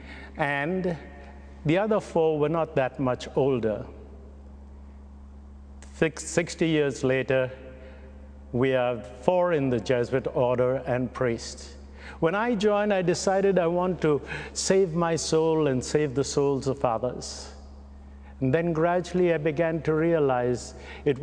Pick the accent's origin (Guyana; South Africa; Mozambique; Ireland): Guyana; also born or lived in Mumbai, India; now in Canada; I was born in Bombay, bred in Guyana, and buttered in Canada